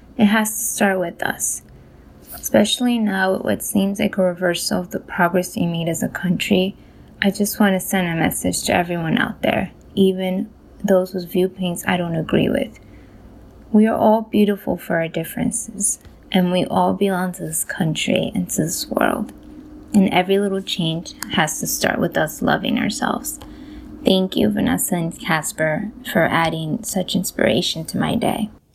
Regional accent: Colombia; now in New York, United States; I was born in Colombia.

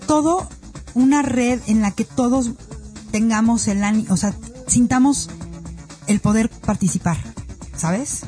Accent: Mexico; soy mexicana

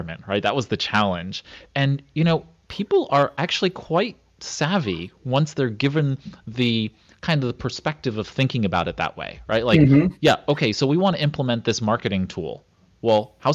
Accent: New York City, New York, United States; I grew up in Brooklyn

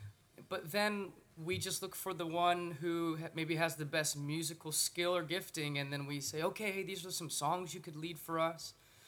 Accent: California, United States; But we're originally from California, and so all the Manuels we know are from Mexico.

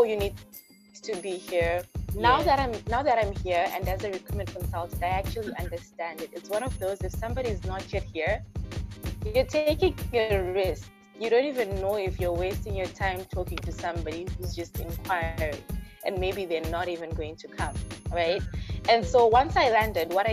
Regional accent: Zimbabwe; moved away as an adult; also born or lived in Malaysia; now in Toronto, Canada; I'm actually originally from Zimbabwe, and then for my undergraduate I went to Malaysia.

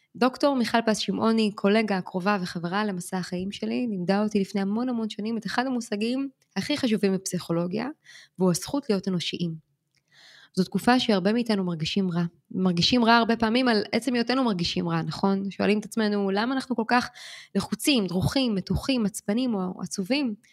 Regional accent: Israel; now in New York, United States; אנחנו אמנם ישראלים שחיים בניו יורק

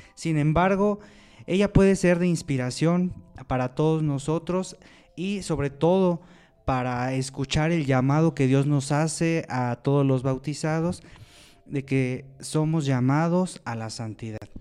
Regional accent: Lerma, State of Mexico, Mexico; soy originario de Lerma, Estado de México

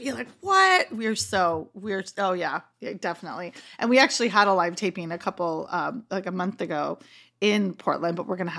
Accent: Canada; I'm Canadian.

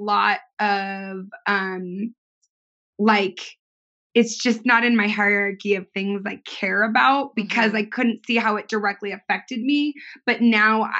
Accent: Southern California, United States; I grew up in Southern California

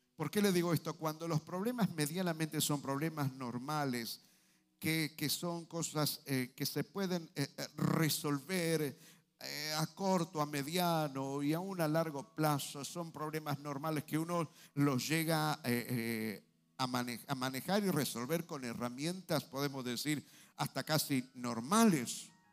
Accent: Argentina; estamos como argentinos

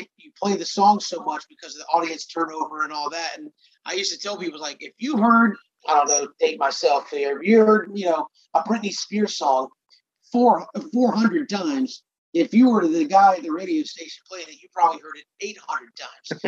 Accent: Atlanta, Georgia, United States; I grew up in Metro Atlanta

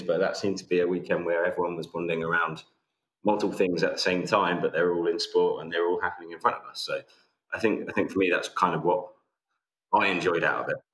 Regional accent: England, United Kingdom; as an Englishman

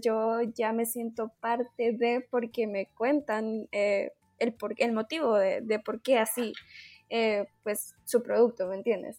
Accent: Quiché, Guatemala; also born or lived in Guatemala City; soy de Quiche, entonces estoy a cuatro horas de la ciudad

